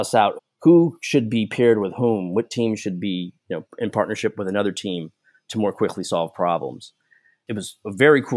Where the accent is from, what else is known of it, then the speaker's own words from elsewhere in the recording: Seaside, California, United States; also born or lived in San Francisco, California; I was born in San Francisco, adopted basically from birth, and grew up in Seaside, California, which is just on the edge of Monterey, California.